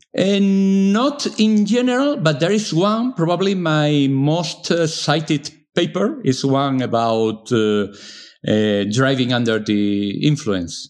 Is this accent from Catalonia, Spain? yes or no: no; Seville, Andalusia, Spain; English is a second language; now in Granada, Spain; I was born in Sevilla from a family mostly coming from the north of Spain